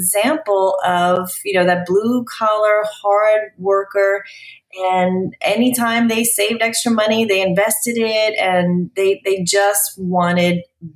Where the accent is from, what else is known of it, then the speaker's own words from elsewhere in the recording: New York, United States; moved away as an adult; also born or lived in New Jersey; now in Dallas, United States; I grew up in New York